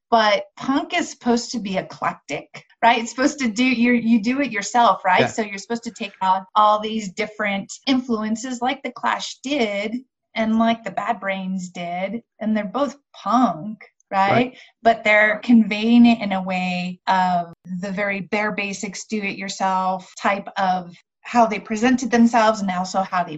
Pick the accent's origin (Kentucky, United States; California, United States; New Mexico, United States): New Mexico, United States; Albuquerque; also born or lived in Las Cruces, New Mexico; I'm from Albuquerque. I was in the Albuquerque scene